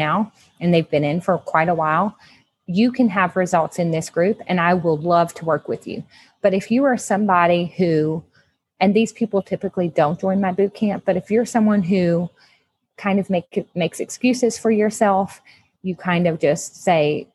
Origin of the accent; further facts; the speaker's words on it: Southwest Louisiana, United States; I'm from Southwest Louisiana